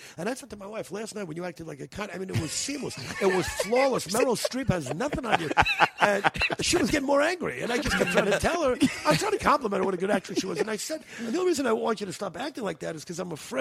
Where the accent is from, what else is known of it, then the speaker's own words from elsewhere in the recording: New York, United States; moved away as an adult; now in California, United States; when I was a kid, growing up in New York